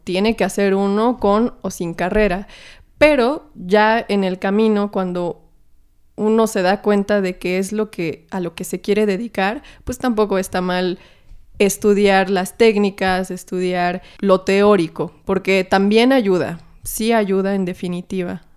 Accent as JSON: {"language": "Spanish", "town": "Naucalpan", "region": "State of Mexico", "country": "Mexico", "tie": "born or raised there", "moved": "as an adult", "lives_now": "Mexico City, Mexico", "said": "en donde me crié, en Lo Más Verdes"}